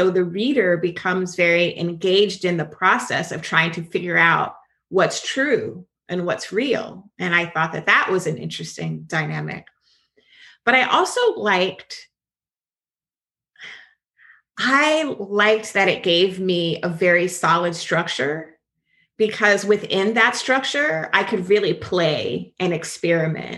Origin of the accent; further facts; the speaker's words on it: Jacksonville, Florida, United States; accent: Southern; I'm from Jacksonville, and we get real country, real Southern